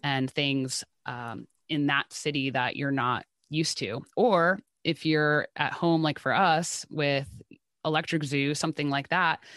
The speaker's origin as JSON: {"language": "English", "region": "New Jersey", "country": "United States", "said": "I am from New Jersey"}